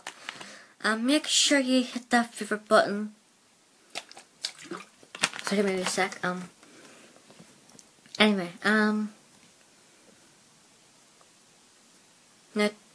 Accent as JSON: {"language": "English", "town": "Belfast", "region": "Northern Ireland", "country": "United Kingdom", "accent": "mixture of Plymouth and Belfast", "said": "I'm from Belfast and I have family on the other end, which is Plymouth, England. So I have a mixture of Plymouth and Belfast speak"}